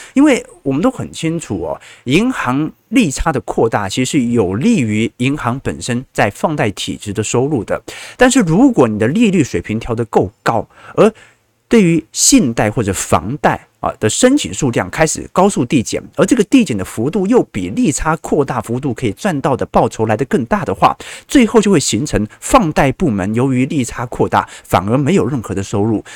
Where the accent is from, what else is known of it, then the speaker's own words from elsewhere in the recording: Taiwan; accent: Taiwanese; 他一听我口音就说，嗯，你不是本地人吧？哦，那我心就慌了嘛，就说我可是道道地地的北京人呐。哦，他说你肯定是台湾人。